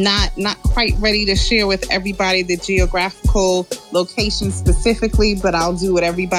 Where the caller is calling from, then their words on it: Georgia, United States; I'm calling from Georgia.